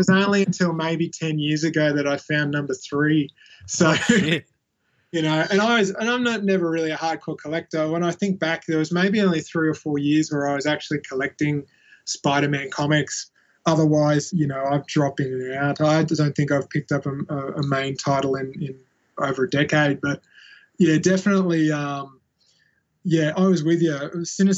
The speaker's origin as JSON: {"language": "English", "area": "Central Coast", "region": "New South Wales", "country": "Australia", "tie": "born or raised there", "said": "I'd moved away from the Gold Coast and was growing up on the Central Coast, New South Wales"}